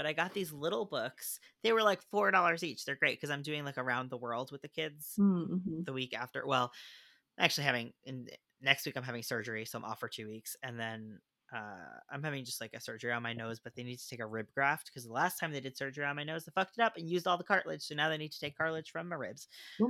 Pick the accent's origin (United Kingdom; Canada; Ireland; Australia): Ireland; But people got a little up in arms, like, I'm from Ireland and there are a lot of, like, up until recently it wasn't very diverse.